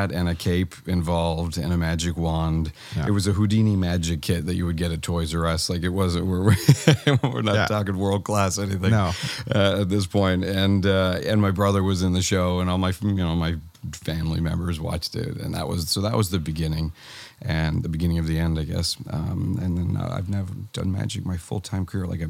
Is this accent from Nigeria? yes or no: no; Hamilton, Ontario, Canada; I am Hamilton, Ontario, born and raised.